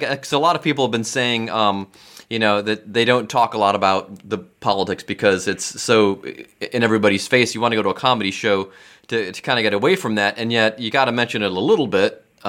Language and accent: English; Cleveland, Ohio, United States; now in Cincinnati, United States; Because I'm from Cleveland.